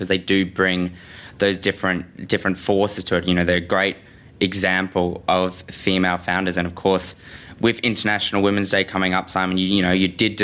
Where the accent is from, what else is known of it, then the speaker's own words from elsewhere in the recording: Brisbane, Queensland, Australia; moved away; I'm from Brisbane